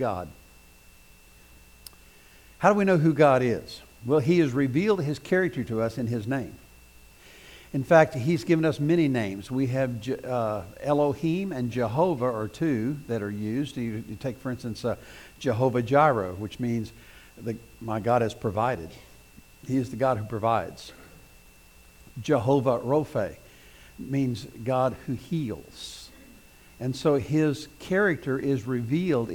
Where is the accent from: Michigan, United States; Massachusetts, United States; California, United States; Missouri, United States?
Missouri, United States; southeast; moved away; I grew up in Missouri, southeast Missouri, and there's lots of brush and woods